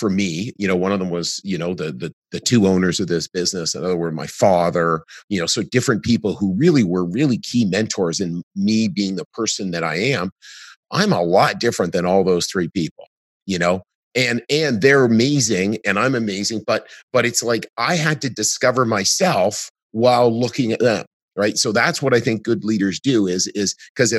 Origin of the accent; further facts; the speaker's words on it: Canada; in Canada, it feels great being Canadian